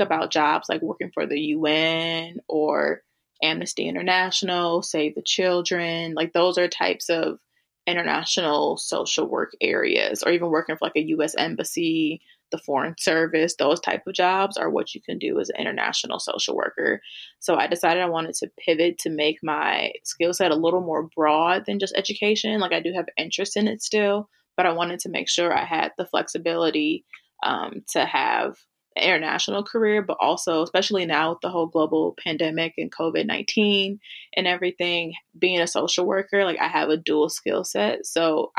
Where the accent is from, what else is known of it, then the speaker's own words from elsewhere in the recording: Milwaukee, Wisconsin, United States; also born or lived in Granada, Spain / Logroño, Spain / Berlin, Germany; I grew up in Milwaukee and that's like 600,000.